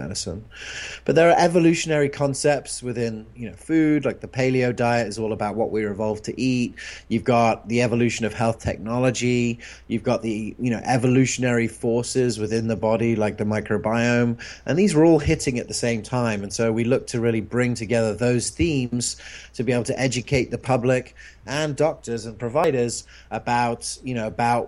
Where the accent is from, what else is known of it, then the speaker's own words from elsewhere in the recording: England, United Kingdom; moved away; where I grew up in England